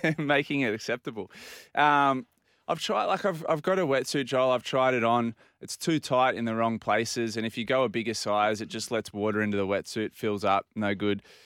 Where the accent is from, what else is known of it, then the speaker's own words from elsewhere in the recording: Port Macquarie, New South Wales, Australia; growing up in Port Macquarie